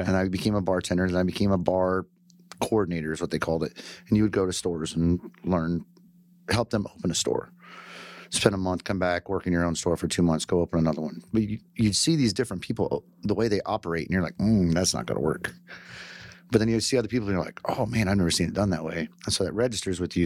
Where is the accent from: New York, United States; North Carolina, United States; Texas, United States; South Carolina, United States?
Texas, United States; White Settlement; also born or lived in Michigan / Keller, Texas / Fort Worth, Texas; I grew up White Settlement